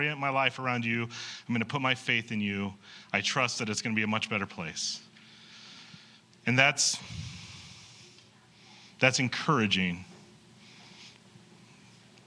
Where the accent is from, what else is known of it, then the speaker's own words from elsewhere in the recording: York, Nebraska, United States; In high school, I grew up in York, Nebraska.